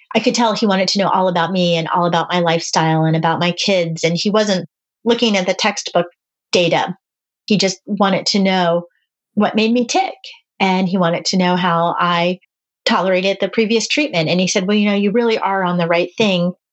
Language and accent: English; East Coast, United States; I'm from the East Coast.